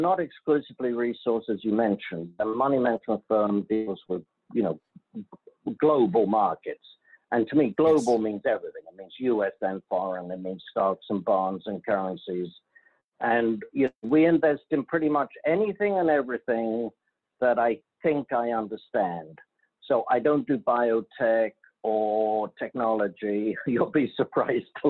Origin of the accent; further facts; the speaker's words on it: London, United Kingdom; moved away as an adult; now in United States; I'm from London, England, graduated London School of Economics